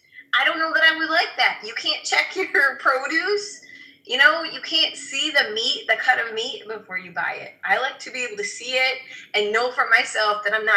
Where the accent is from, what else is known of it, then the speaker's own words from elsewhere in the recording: Chicago, Illinois, United States; I'm from Chicago, Amber.